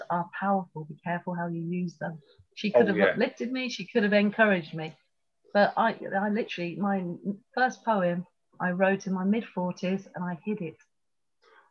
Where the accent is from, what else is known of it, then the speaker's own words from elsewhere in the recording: Kettering, East Midlands, United Kingdom; also born or lived in Tripoli, Libya; I'm from Kettering